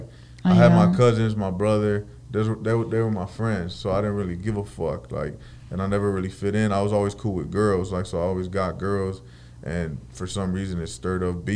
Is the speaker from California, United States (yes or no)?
yes; Los Angeles, California, United States; also born or lived in Mexico; When I came back to the schools here, I think in sixth grade, I came back to school